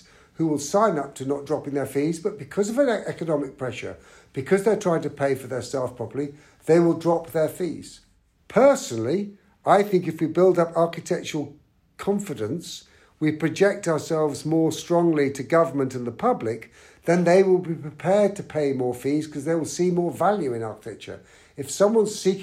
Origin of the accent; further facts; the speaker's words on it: London, United Kingdom; I'm a Londoner